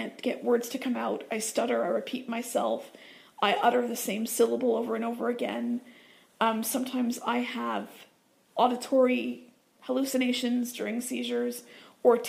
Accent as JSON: {"language": "English", "region": "Southern Ontario", "country": "Canada", "said": "I'm actually from Southern Ontario, so I'm not that far from Toronto."}